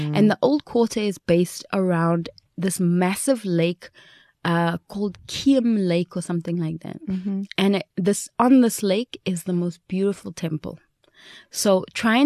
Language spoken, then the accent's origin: English; Johannesburg, Gauteng, South Africa; I was from Joburg. I mean, crime capital here.